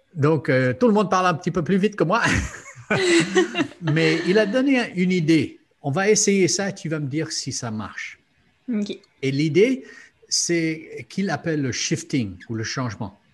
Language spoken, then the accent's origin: French; Luxembourg; J'ai grandi au Luxembourg